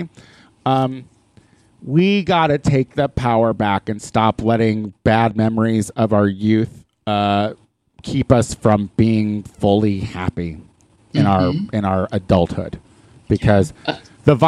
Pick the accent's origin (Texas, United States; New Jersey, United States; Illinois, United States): Illinois, United States; Clinton; moved away; Clinton, Illinois had its impact on me for sure